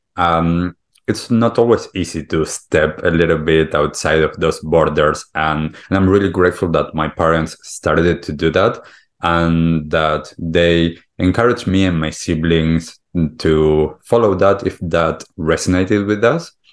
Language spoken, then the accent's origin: English; Argentina; moved away; also born or lived in United States / Europe / California; I grew up in Argentina